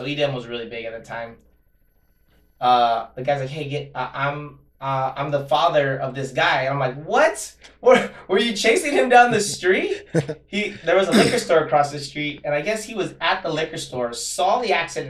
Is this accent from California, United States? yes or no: yes; Monterey Park, California, United States; growing up in Monterey Park